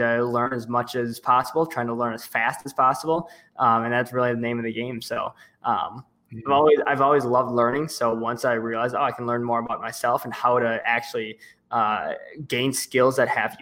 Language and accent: English; Milwaukee, Wisconsin, United States; I'm from Milwaukee, Wisconsin in the States.